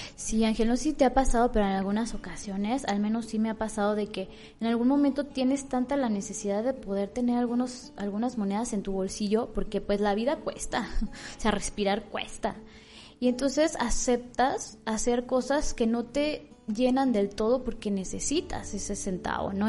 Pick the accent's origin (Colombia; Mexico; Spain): Mexico; Michoacán; yo me siento muy orgullosa de ser michoacana